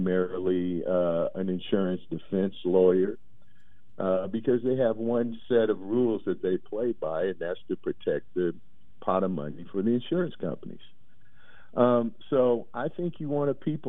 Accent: Portland, Oregon, United States; I'm from Portland, Oregon, born and raised.

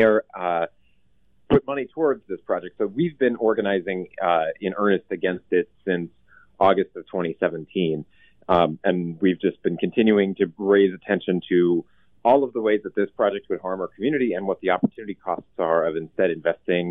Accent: Portland, Oregon, United States; I grew up here in Portland

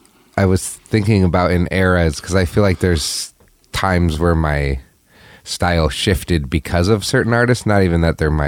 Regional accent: Moscow, Idaho, United States; Yeah. Okay. This was in Moscow, Idaho.

